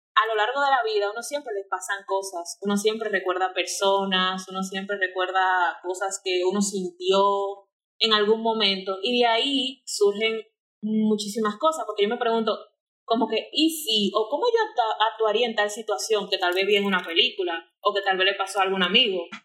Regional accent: Santo Domingo, Distrito Nacional, Dominican Republic; Yo nací aquí en Santo Domingo, aquí capitaleña totalmente

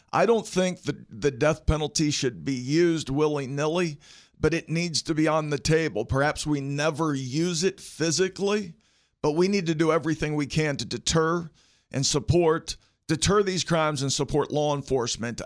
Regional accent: Morgantown, West Virginia, United States; also born or lived in Barbour County, West Virginia; now in Charleston, United States; I'm originally from Barber County, raised in Morgantown

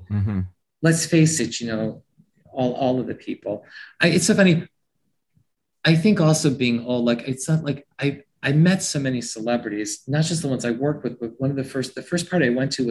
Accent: New York, United States; I came from New York. I thought, wow, this is crazy.

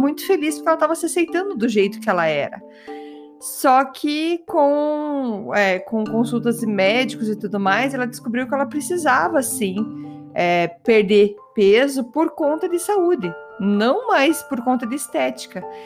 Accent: Curitiba, Paraná, Brazil; accent: curitibano; meu sotaque curitibano

